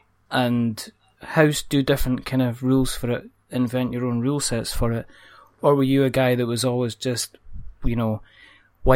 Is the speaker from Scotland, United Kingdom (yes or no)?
yes; Scotland, United Kingdom